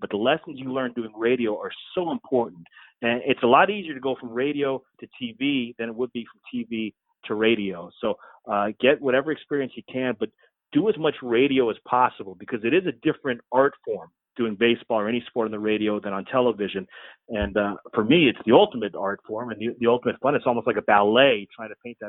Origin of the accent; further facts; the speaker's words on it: South Florida, United States; I grew up in South Florida